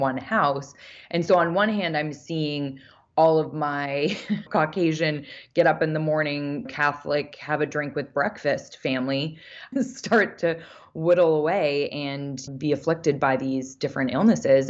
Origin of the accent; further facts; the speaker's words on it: Vancouver, British Columbia, Canada; I grew up in Vancouver, Canada